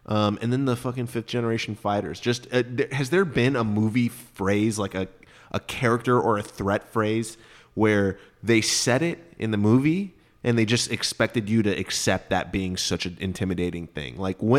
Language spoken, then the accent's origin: English; Texas, United States; We grew up in Texas.